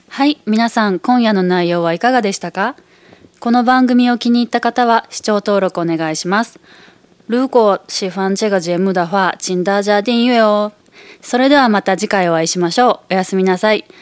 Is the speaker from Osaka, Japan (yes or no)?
yes; Osaka, Japan; moved away as an adult; also born or lived in Taiwan; 大阪に帰ってきた